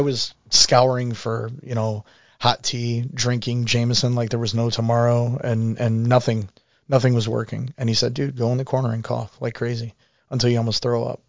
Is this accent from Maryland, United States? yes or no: no; Garfield Heights, Ohio, United States; now in Parma, United States; I grew up in Garfield Heights